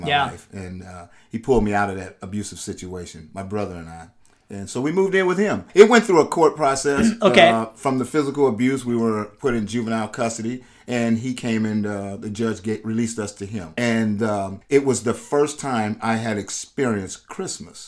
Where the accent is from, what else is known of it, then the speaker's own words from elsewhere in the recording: San Francisco, California, United States; also born or lived in Oakland, California / Pleasant Hill, California; I grew up in the Bay Area as well. I was born in San Francisco, and so my early childhood was